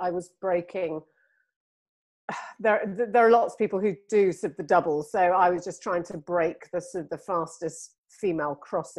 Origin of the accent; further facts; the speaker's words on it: Singapore; born there; Well, my father was in the army. So I was born in Singapore, actually.